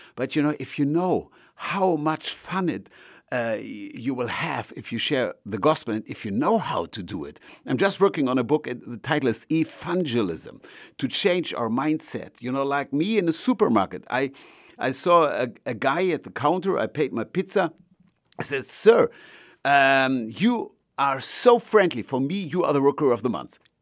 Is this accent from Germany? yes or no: yes; Germany; I'm from Germany